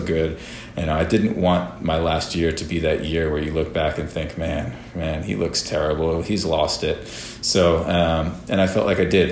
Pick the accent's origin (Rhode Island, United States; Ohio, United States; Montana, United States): Rhode Island, United States; moved away; growing up in Rhode Island, a bunch of my family still living there